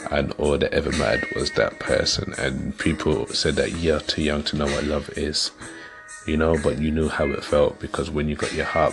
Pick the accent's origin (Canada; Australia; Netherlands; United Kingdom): United Kingdom; London; moved away; I'm originally from London